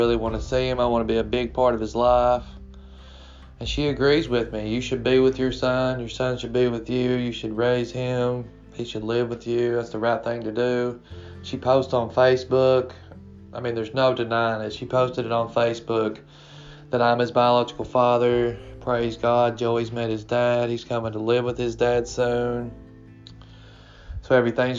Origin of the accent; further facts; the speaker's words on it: Kentucky, United States; I'm 35 from Kentucky